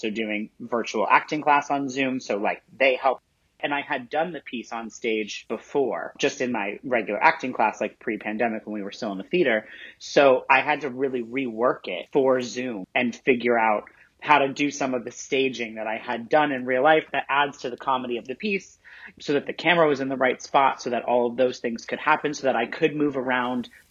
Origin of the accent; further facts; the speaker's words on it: Central Illinois, United States; I grew up in Central Illinois.